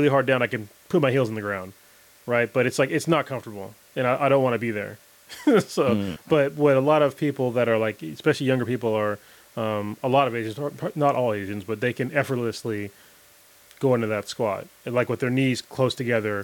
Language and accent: English; United States; I'm an American